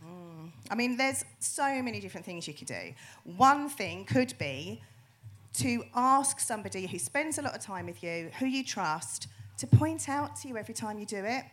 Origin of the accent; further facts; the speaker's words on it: United Kingdom; we're very, very British.